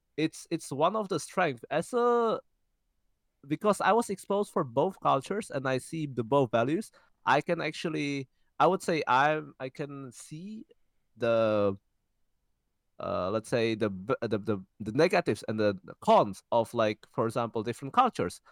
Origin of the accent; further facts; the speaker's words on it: Czechia; We were born and raised in Czech Republic, in fact, in the same city.